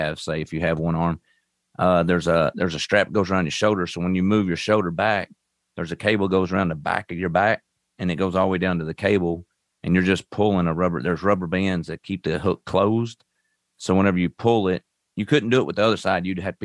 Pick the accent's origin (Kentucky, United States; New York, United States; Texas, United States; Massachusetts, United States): Kentucky, United States; Owensboro; I'm from Owensboro, Kentucky. Right on Western Kentucky, basically. I was raised up on a farm, just right outside, probably 4 or 5 miles out from the mall